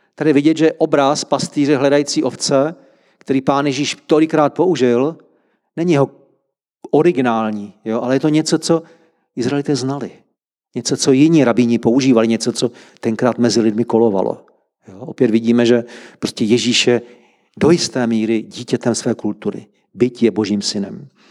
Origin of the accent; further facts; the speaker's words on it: Czechia; Jsme Češi